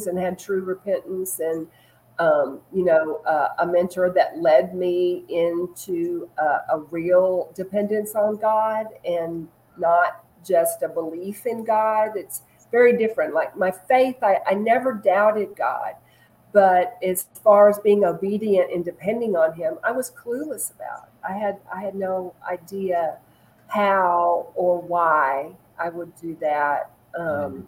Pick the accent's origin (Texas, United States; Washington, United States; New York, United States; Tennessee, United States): Texas, United States; also born or lived in Chicago, Illinois / Little Rock, Arkansas / Dallas, Texas; I grew up in Texas